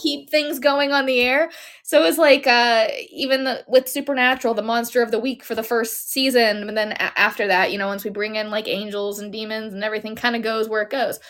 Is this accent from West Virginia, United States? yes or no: no; Pittsburgh, Pennsylvania, United States; my hometown of Pittsburgh